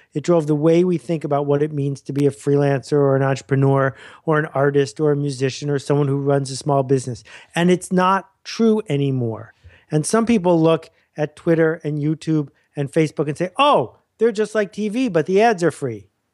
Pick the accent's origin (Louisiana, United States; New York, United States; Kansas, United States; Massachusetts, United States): New York, United States; Buffalo; moved away as an adult; also born or lived in Mount Vernon, New York; I spent from year five to year eighteen outside of Buffalo, New York, a fabulous place to grow up